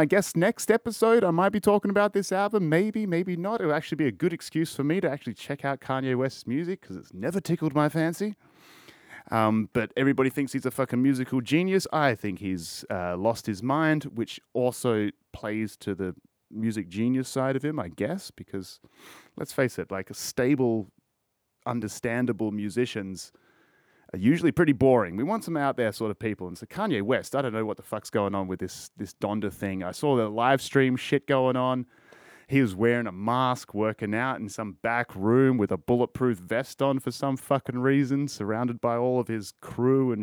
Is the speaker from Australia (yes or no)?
yes; Australia; all of us fucking Australians